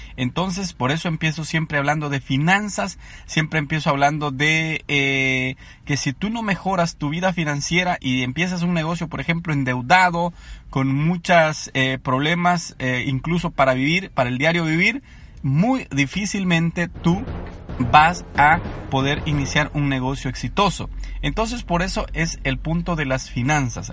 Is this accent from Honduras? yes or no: no; El Salvador; moved away as an adult; now in Anaheim, United States; soy originario del Salvador. soy un inmigrante en Estados Unidos.